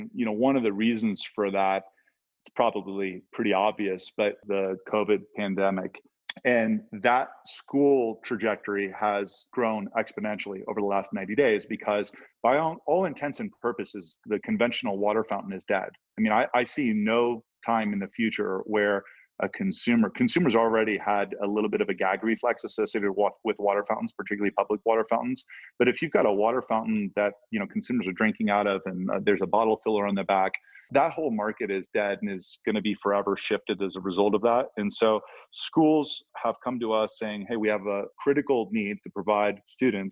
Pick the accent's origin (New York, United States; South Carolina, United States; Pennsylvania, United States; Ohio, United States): Ohio, United States; I'm from Ohio